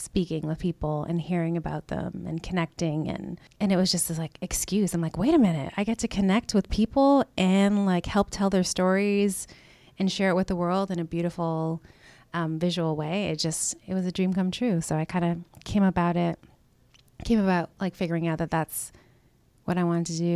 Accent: Canada; now in United States; I'm a Canadian American. I'll just put that out there. Very proud of where I come from.

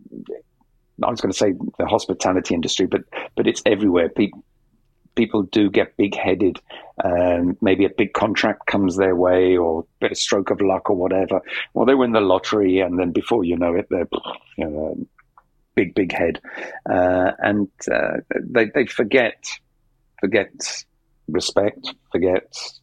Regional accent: London, United Kingdom; I'm from South London

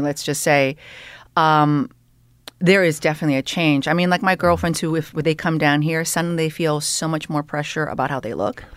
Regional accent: Canada; moved away as an adult; also born or lived in Toronto; now in Los Angeles, United States; I am Canadian

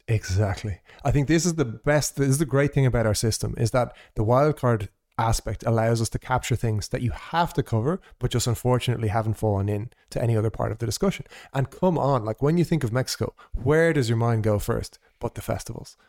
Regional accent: Ireland; also born or lived in Portugal; as an Irish person who has never lived in that part of the world

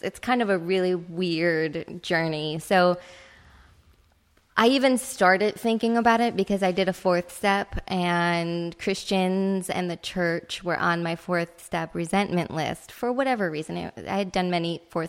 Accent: Chicago, Illinois, United States; I'm from Chicago

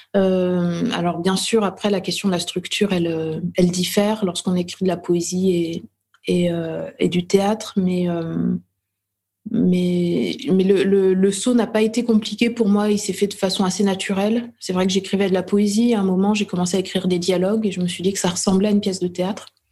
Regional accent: Dijon, Bourgogne-Franche-Comté, France; je suis née à Dijon, euh, en Bourgogne, en France.

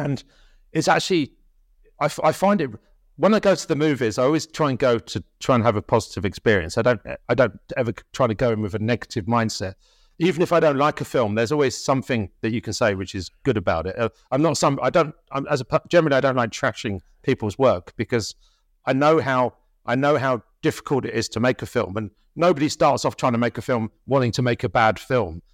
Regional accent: Tunbridge Wells, Kent, South East England, United Kingdom; also born or lived in London; I was born in London and we moved there when my, when I was five years old, so it, it, it was in Kent

